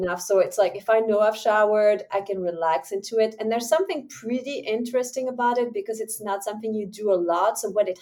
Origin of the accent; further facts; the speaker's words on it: Switzerland; English is a second language; moved away as an adult; also born or lived in New Zealand; now in United States; I'm from Switzerland